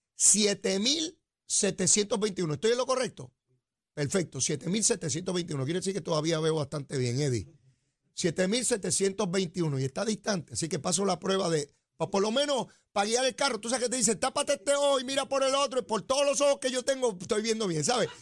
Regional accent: San Juan, Puerto Rico; yo soy criado a mano ahí en Capetillo, y Río Piedra

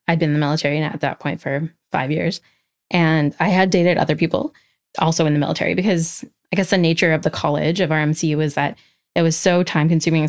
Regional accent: Alberta, Canada; Yeah, so I grew up in Alberta for the most part.

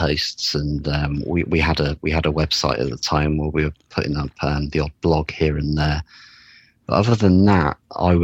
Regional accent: United Kingdom; as a Brit

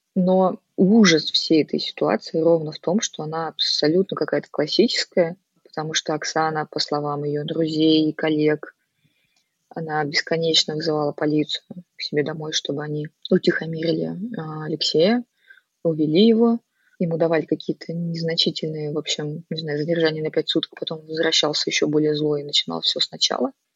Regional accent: Novosibirsk, Novosibirsk Oblast, Russia

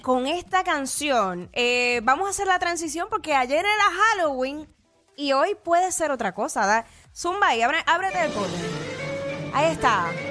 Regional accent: Puerto Rico; accent: Puerto Rican; los boricuas también tenemos acento

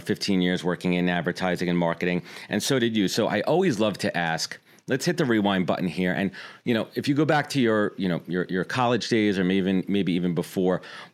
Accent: New York City, New York, United States; when I was in middle school and growing up in Brooklyn

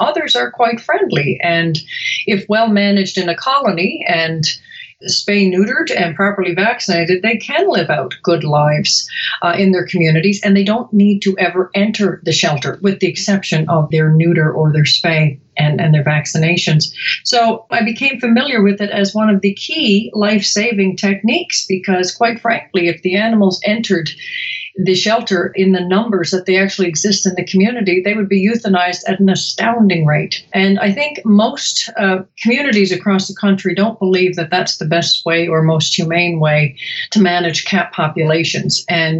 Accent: Canada; moved away as an adult; now in Chicago, United States; especially I came to Chicago from Canada, actually, about 20 odd years ago, which means I'm roughly 20 years old.

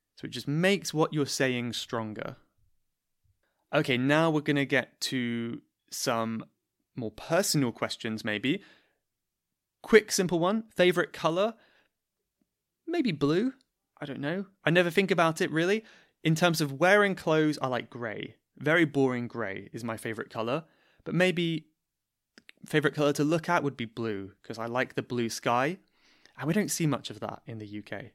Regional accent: Cornwall, South West England, United Kingdom; now in London, United Kingdom; I am from Cornwall

